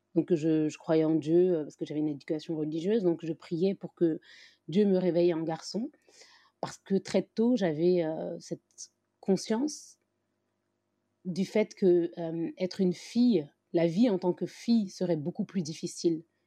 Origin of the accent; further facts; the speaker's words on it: France; moi, j'ai grandi, je suis née en France, j'ai évolué dans, cette société française